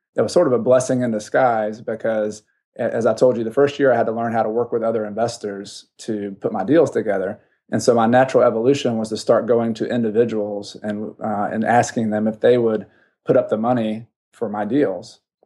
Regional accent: the South, United States; I grew up in the South

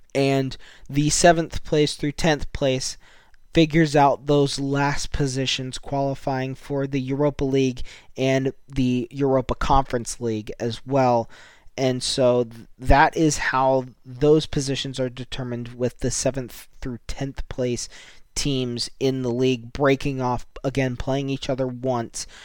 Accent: United States; as a American myself

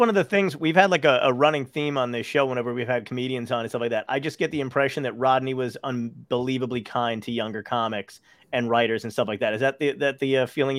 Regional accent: Toms River, New Jersey, United States; also born or lived in Brooklyn, New York; I grew up in Toms River, New Jersey.

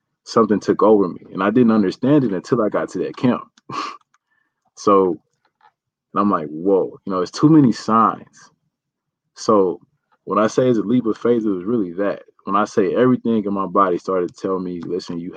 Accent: Ferguson, Missouri, United States; I'm from Ferguson, Missouri, you know, St. Louis

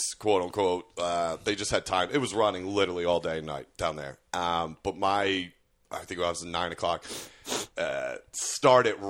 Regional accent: Philadelphia, Pennsylvania, United States; I'm from Philly.

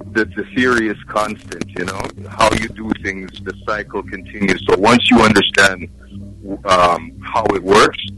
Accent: Canada

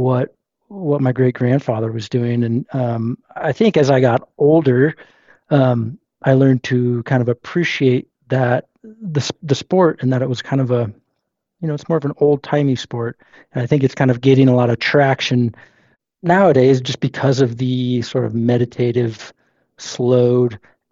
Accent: Sisters, Oregon, United States; also born or lived in Portland, Oregon; I grew up in Central Oregon, outside of Bend, and Sisters near the Metolius

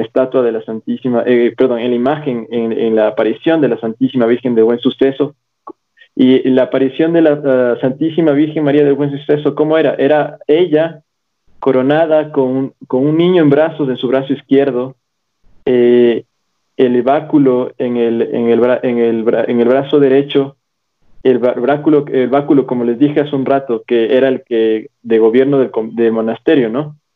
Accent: Quito, Pichincha, Ecuador; soy quiteño, soy quiteño de Quito, Ecuador

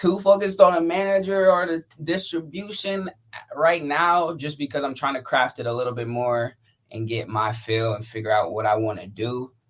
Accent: San Diego, California, United States; also born or lived in Atlanta / Jacksonville / Phoenix; Well, I've been a lot of places. I lived in Atlanta, Jacksonville, Phoenix. I'm from San Diego though. So my dad's in the military, mom's a teacher, so we was everywhere.

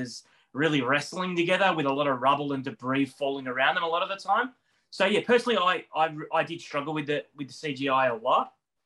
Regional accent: Melbourne, Victoria, Australia; a 40-something from Melbourne, Australia

